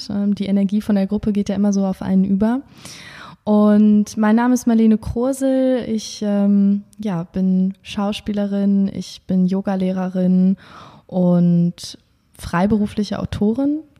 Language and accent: German; Münster, North Rhine-Westphalia, Germany; moved away as an adult; now in Cologne, Germany; ich bin geboren und aufgewachsen in Münster und äh, dort als Einzelkind aufgewachsen tatsächlich. Also ich habe dort bis zu meinem 20. Lebensjahr, ja, bis ich 2013 nach Köln kam